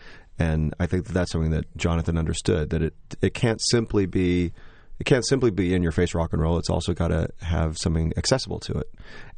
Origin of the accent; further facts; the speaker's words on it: Joliet, Illinois, United States; I grew up in Joliet, Illinois, this small town, and I was sort of a dork growing up